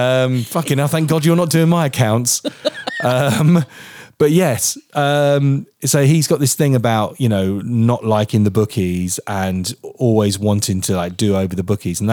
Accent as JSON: {"language": "English", "town": "Portsmouth", "region": "South East England", "country": "United Kingdom", "said": "So I'm from Portsmouth."}